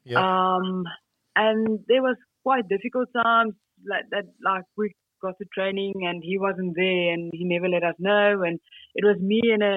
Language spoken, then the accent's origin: English; Polokwane, Limpopo, South Africa; I grew up in a town called Limpopo. So that's the provincial Limpopo. Yep. And then in Polokwane